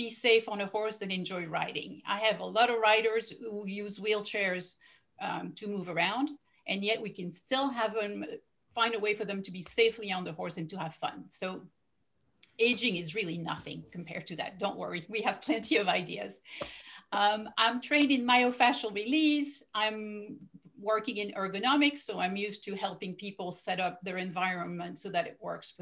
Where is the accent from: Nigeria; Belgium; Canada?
Belgium; first language French; English is a second language; moved away; I'm originally from Belgium